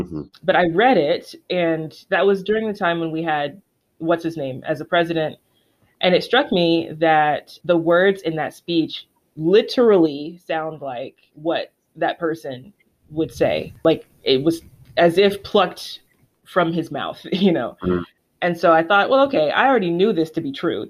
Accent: the South, United States; first language English; as a Black person and as a Southerner

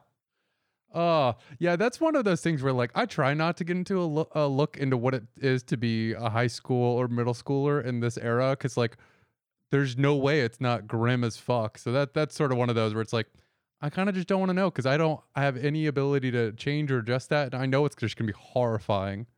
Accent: Florida, United States; moved away; I grew up in Florida where everybody also got surgery

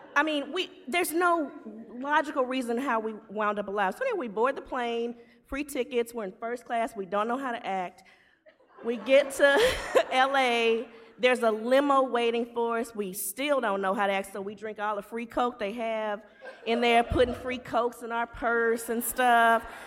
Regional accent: Shreveport, Louisiana, United States; I'm from Shreveport, Louisiana.

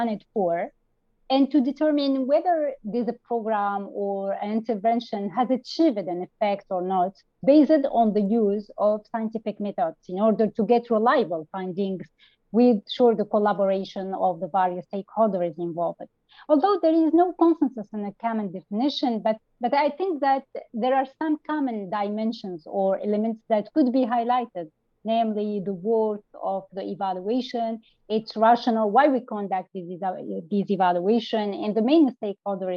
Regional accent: Tunisia; I am from Tunisia, a young emerging evaluator

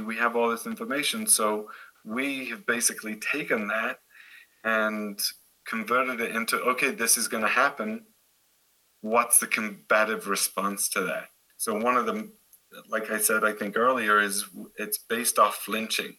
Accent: Derby, East Midlands, United Kingdom; now in Boulder, United States; I'm actually from Derbyshire, but Nottingham is the easiest place to tell Americans where I'm from

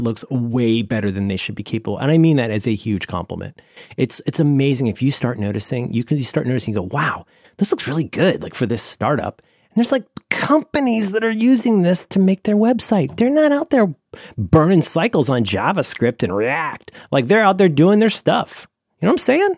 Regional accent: Cincinnati, Ohio, United States; I grew up in Cincinnati, Ohio

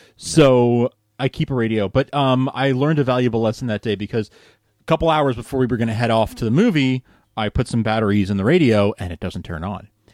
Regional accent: New York, United States; growing up in New York

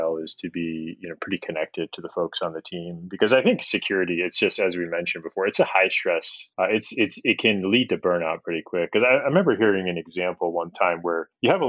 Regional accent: upstate New York, United States; moved away; I grew up in a pretty homogenous area of upstate New York when I was very young

